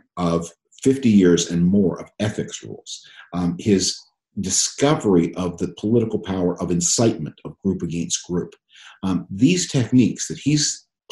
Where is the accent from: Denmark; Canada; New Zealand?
Canada; moved away as an adult; now in United States; I was born and raised in Canada, and so I grew up under the protection of the American security system